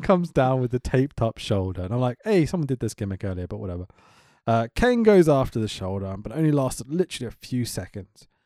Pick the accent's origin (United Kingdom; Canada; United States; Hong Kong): United Kingdom; I'm British